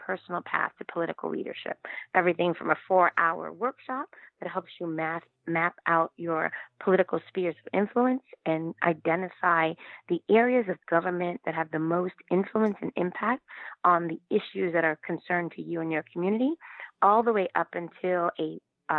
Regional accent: New York City, New York, United States; I'm actually born and bred in East Harlem, El Barrio

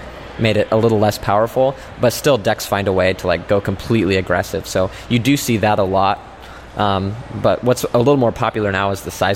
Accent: Indianapolis, Indiana, United States; I'm from Indianapolis, Indiana

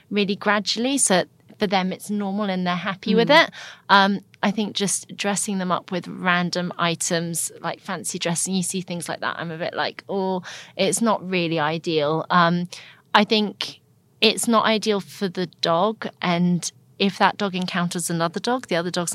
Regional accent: Italy; now in United Kingdom; I was born in Italy

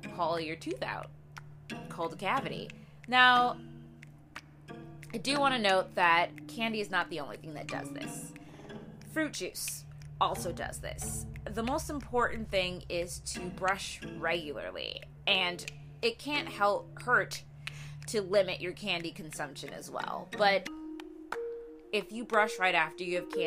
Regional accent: Midwest, United States; as a wee young lass growing up in the Midwest

